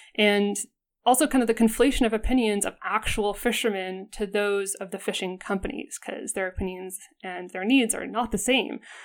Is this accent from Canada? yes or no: yes; Alberta, Canada; I'm from Alberta and, like, every Albertan